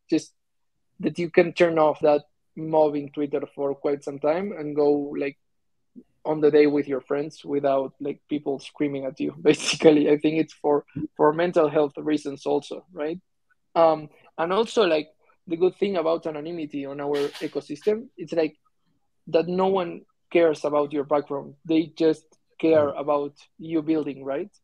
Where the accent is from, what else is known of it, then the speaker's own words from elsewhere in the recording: Argentina; I'm from Argentina